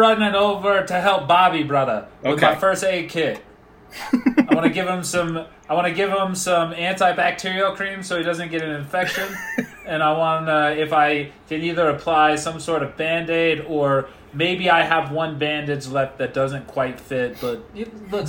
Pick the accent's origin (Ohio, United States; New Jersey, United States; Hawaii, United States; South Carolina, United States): Hawaii, United States; And I'm from Hawaii, so.